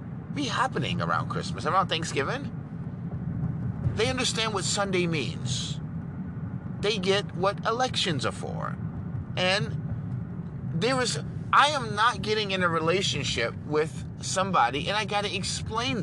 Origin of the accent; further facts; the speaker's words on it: New York, United States; moved away; also born or lived in Dubai; I'm from New York, a goddamn Yankee